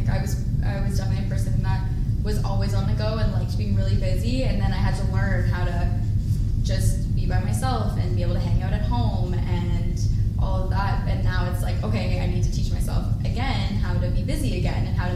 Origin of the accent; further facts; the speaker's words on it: North Bay, Ontario, Canada; I'm from North Bay, and I just decided to stay in North Bay